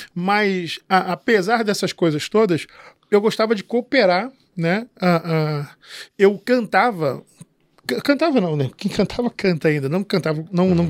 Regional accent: São João de Meriti, Rio de Janeiro, Brazil; Eu sou de São João de Meriti, é. Baixada Fluminense

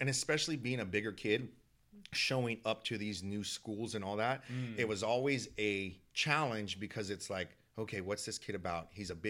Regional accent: San Diego, California, United States; also born or lived in Oakland; So I was born in Oakland, but I call San Diego home because we moved quite a bit.

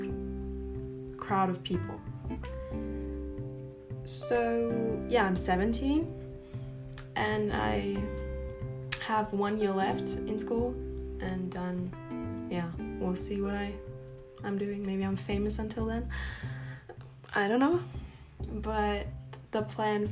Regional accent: Austria; first language German; English is a second language; I'm from Austria, and no, I'm not from Australia

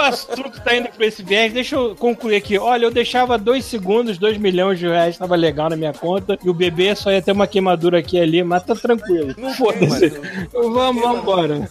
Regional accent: Brazil; moved away; eu sou brasileiro

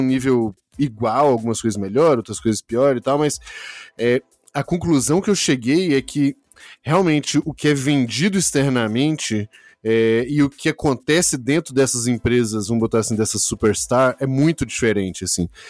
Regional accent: Brazil

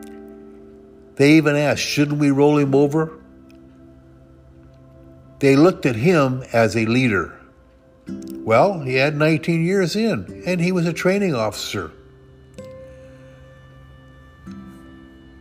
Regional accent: the Northwest, Pacific Northwest, United States; I come from the Northwest

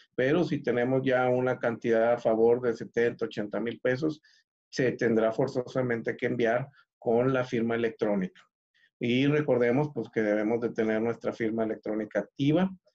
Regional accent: Mexico; como buen mexicano

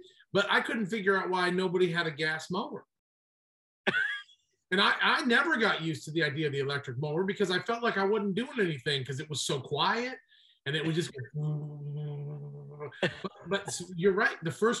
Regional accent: the North, United States; now in South Carolina, United States; I am a Northerner who married a Southerner.

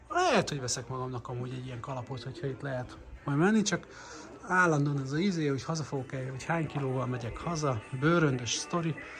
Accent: Hungary; magyarként, gyerekként a 80-as, 90-es években

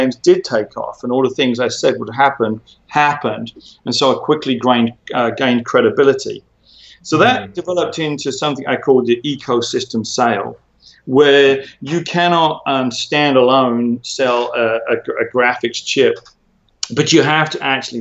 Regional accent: United Kingdom; moved away as an adult; also born or lived in Silicon Valley / Hollywood; now in Los Angeles, United States; as you can hear, I'm a British guy. I moved to America in 2005

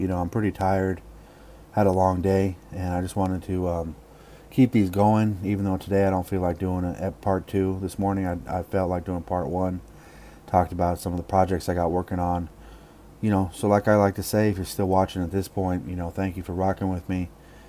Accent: Oakland, California, United States; born or raised there

